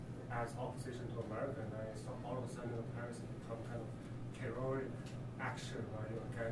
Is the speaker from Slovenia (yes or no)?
no; China; as Chinese